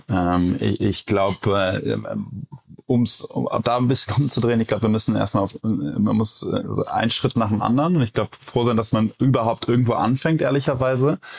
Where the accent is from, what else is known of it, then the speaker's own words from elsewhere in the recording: Cologne, North Rhine-Westphalia, Germany; Äh, ich als Kölner sage ja auch immer, jeder Jack ist anders.